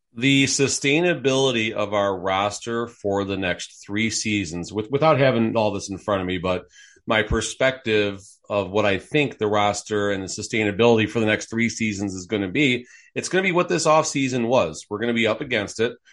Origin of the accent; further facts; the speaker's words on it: Chicago, Illinois, United States; now in Las Vegas, United States; I'm originally from Chicago, folks. I grew up at the, going to games at the Chicago Stadium